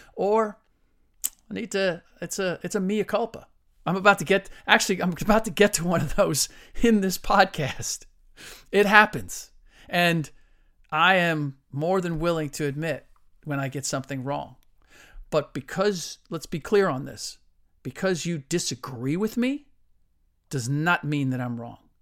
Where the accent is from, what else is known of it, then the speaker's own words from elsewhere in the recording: Cincinnati, Ohio, United States; now in San Francisco Bay Area, United States; growing up in Cincinnati